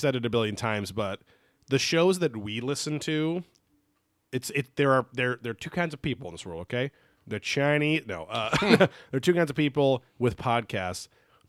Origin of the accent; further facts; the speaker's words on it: New Zealand; I'm from New Zealand.